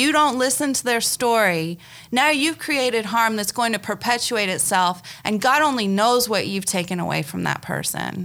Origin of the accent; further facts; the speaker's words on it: Spokane, Washington, United States; I was raised here